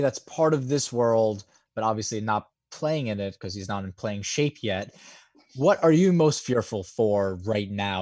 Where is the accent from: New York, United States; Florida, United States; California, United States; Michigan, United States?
New York, United States; being a New Yorker